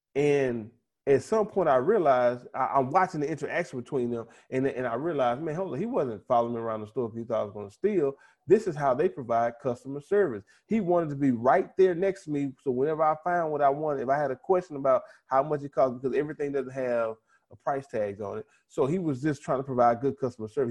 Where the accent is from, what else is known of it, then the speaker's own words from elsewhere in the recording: United States; moved away as an adult; growing up in the United States